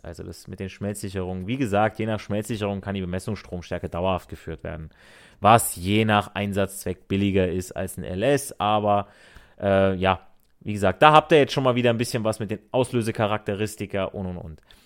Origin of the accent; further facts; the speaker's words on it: Hesse, Germany; accent: Hessisch; Ich rede ja auch im Akzent mit meinem Hessisch